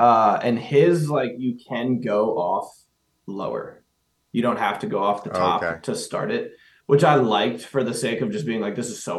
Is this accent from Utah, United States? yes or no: no; Pennsylvania, United States; I'm from Pennsylvania